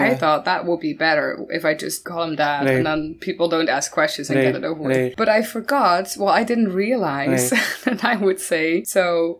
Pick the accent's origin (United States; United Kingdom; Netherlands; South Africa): Netherlands; Maastricht, Limburg; I always say Maastricht.